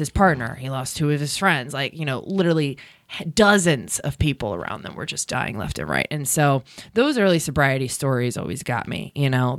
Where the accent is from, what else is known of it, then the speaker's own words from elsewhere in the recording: Baltimore, Maryland, United States; moved away; also born or lived in California; I'm from Baltimore